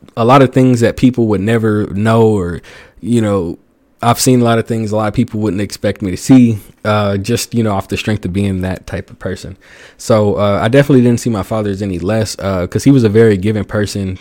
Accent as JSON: {"language": "English", "region": "the South", "country": "United States", "tie": "born or raised there", "said": "growing up in the South"}